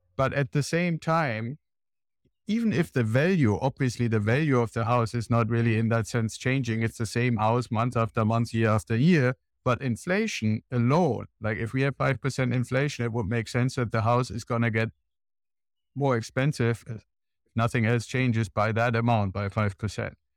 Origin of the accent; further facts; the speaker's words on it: Germany; now in United States; I'm originally from Germany, and when I came over to the United States